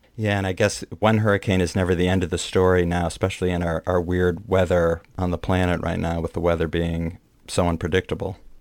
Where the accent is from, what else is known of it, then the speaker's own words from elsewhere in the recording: Midwest, United States; now in New York, United States; a Midwesterner who used to do tornado drills when I was growing up